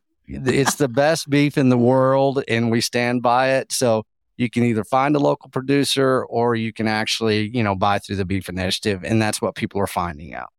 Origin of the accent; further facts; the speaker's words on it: Texas, United States; also born or lived in Austin; I am from Texas